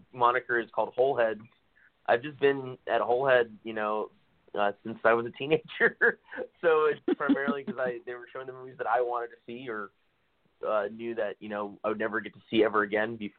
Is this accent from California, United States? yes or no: yes; Morgan Hill, California, United States; I'm from the South Bay originally, just below San Jose.